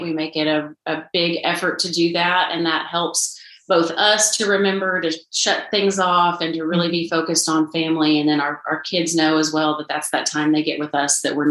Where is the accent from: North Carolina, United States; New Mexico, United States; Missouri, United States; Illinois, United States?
Illinois, United States; Southern; now in Nashville, United States; I'm from Southern Illinois